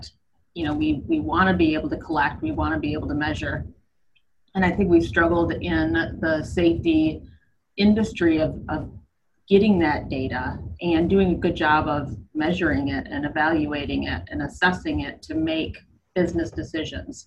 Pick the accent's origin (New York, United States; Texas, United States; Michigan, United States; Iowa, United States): Michigan, United States; also born or lived in Middle East; now in Atlanta, United States; I'm originally from Michigan, moved down here many years ago